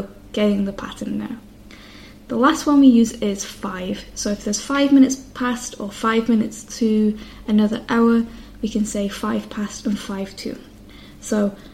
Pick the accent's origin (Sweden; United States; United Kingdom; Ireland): United Kingdom; the north of England; accent: northern English; my accent being from the north of England